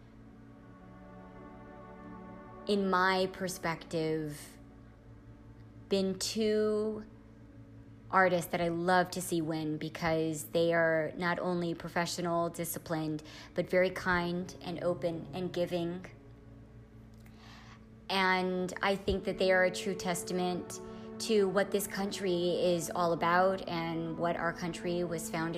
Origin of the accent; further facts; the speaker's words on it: California, United States; moved away; I was brought up in such a diverse environment, such as California